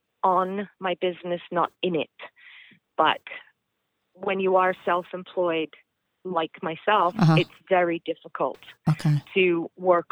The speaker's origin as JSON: {"language": "English", "region": "England", "country": "United Kingdom", "moved": "yes", "said": "I'm originally from England."}